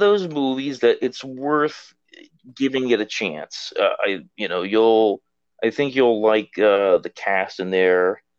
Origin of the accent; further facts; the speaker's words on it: Hamden, Connecticut, United States; I grew up in Hampden, Connecticut